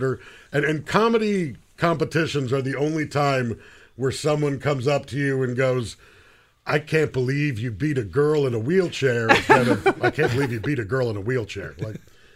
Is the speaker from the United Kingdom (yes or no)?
no; Canada; we're Canadian.